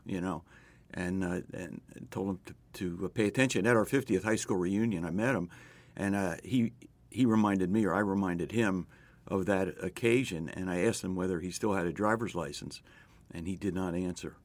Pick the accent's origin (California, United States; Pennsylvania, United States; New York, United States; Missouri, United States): Pennsylvania, United States; Philadelphia; I grew up in West Philadelphia